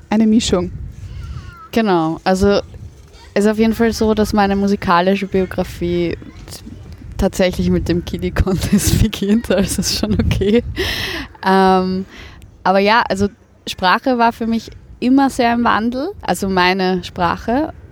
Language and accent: German; Germany; accent: German; von den Kollegen in der Schule als, als Deutsche beschimpft wurde und das Piefke-Wort ist oft gefallen und lustigerweise Cordoba und all das. Also da wurde ich fast gemobbt für meinen deutschen Akzent.